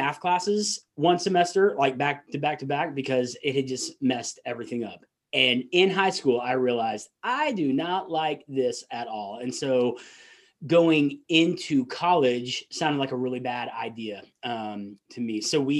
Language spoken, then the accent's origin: English; the South, United States; accent: Southern; And I might slip into my Southern accent every once in a while.